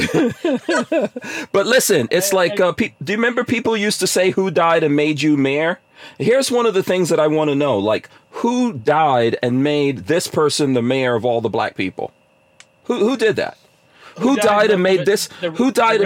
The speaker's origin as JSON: {"language": "English", "town": "New York City", "region": "New York", "country": "United States", "tie": "born or raised there", "also_born_or_lived": "New Jersey", "moved": "yes", "lives_now": "Florida, United States", "said": "I grew up in New York City"}